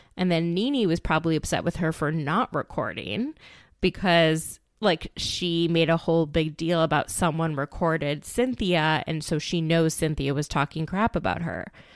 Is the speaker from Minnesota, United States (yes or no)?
yes; Minneapolis, Minnesota, United States; my hometown of Minneapolis, Minnesota